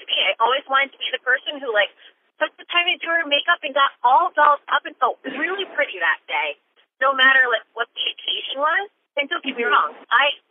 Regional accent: Connecticut, United States; I grew up in Connecticut

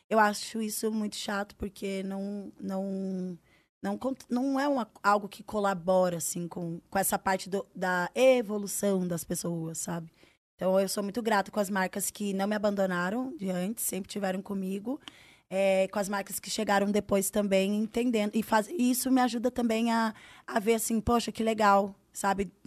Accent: Northeast Region, Brazil; Eu sou do Nordeste, ele é do Sul

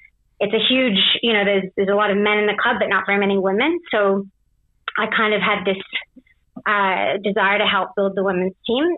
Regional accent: Canada; moved away as an adult; also born or lived in England / Australia; now in Paris, France; I'm Canadian. I was actually born in England. I moved to Canada when I was 5. And my dad is Canadian. My mum's Australian. So then I moved to Australia when I was 24. And now I'm in Paris.

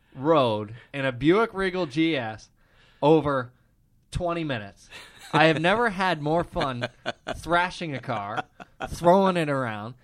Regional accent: Midwest, United States; Growing up in the Midwest

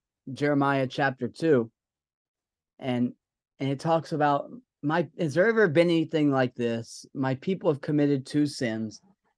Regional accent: the South, United States; I'm from the South

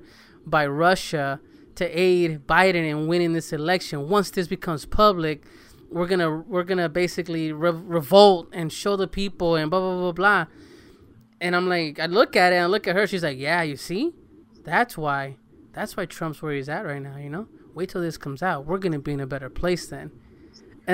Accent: El Salvador; growing up in El Salvador

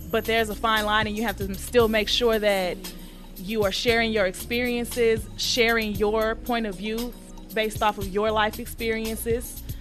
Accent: Houston, Texas, United States; why did why did they boo me when I said I was from Houston?

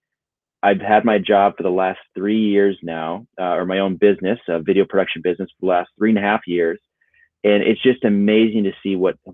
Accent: Minnesota, United States; growing up in Minnesota, it was a pipe dream to do anything in film or video

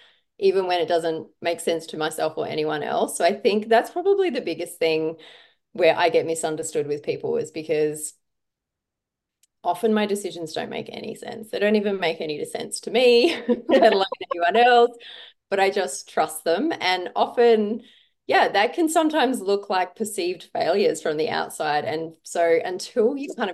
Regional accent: South Australia, Australia; I grew up in a small country town in South Australia

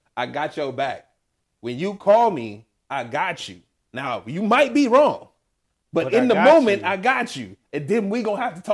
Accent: United States; we're Americans

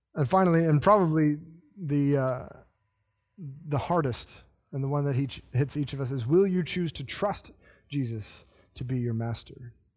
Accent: the South, United States; I'm the one person who is kind of born in the South

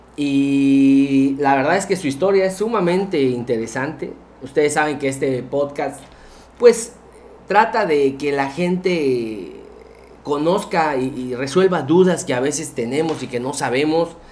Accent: Campeche, Mexico; yo, como cualquier otro campechano

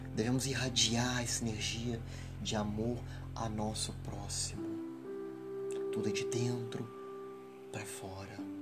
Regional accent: Ubá, Minas Gerais, Brazil; no município de Ubá, na zona da Mata Mineira, onde nasci, cresci e vivo

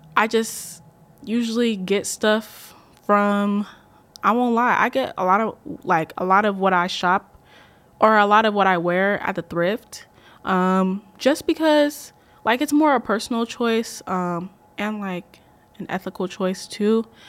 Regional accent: Columbus, Ohio, United States; I am from Columbus, Ohio, but I am Ghanaian at heart

